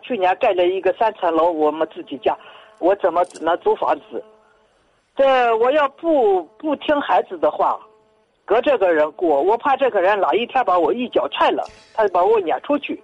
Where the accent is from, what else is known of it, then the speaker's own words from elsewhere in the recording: Tianshui, Gansu, China; moved away; 我是甘肃人，嗯。甘肃天水的一个退休官人